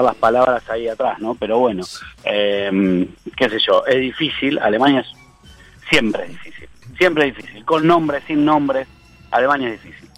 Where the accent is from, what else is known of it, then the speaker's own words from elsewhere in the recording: Argentina; como argentino